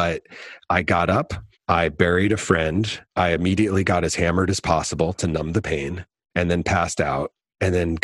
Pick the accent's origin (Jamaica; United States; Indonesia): United States; Connecticut; I grew up in Connecticut